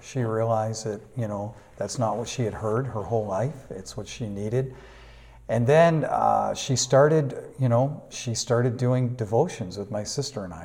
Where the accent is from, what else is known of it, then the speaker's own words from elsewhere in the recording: Manchester, New Hampshire, United States; moved away as an adult; also born or lived in Burnaby, Canada / Vancouver, Canada; now in Duncan, Canada; I was born and raised in Manchester, New Hampshire.